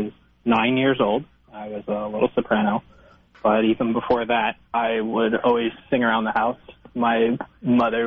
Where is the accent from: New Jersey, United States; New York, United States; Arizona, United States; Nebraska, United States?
New Jersey, United States; moved away as an adult; now in Manhattan, United States; I grew up in New Jersey, only about 30 minutes away from the city